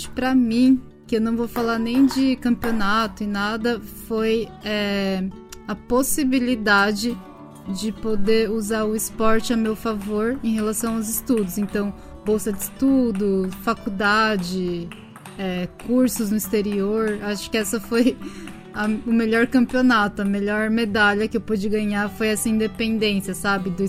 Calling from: Tokyo, Japan; Tóquio, Japão.

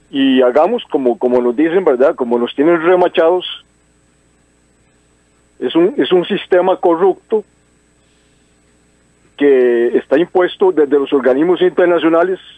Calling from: Desamparados, San José, Costa Rica; Buenos días … de Desamparados.

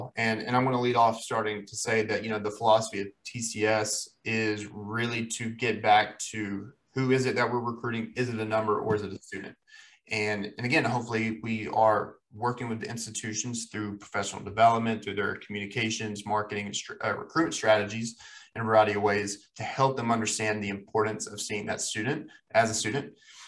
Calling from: Boone, North Carolina, United States; I'm recording from Boone, North Carolina, which will be my home for one more week, and then I'll be moving to Asheville, North Carolina.

